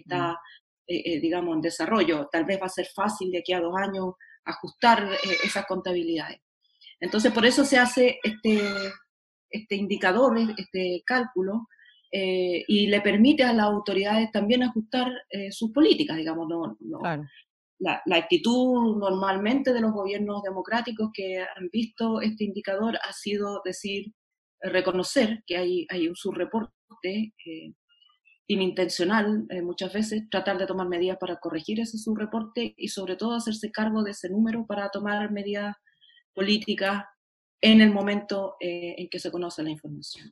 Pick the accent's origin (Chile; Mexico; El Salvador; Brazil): Chile; como soy chilena